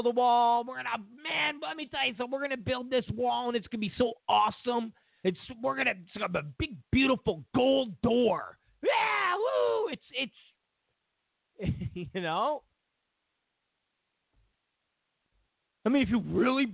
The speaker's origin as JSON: {"language": "English", "region": "New York", "country": "United States", "said": "I'm from New York"}